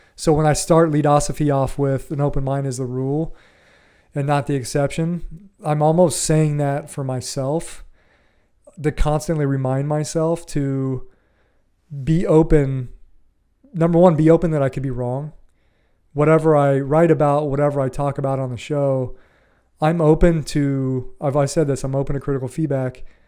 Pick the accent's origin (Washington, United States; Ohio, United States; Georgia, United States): Ohio, United States; moved away as an adult; also born or lived in Florida; I grew up in Ohio in the Midwest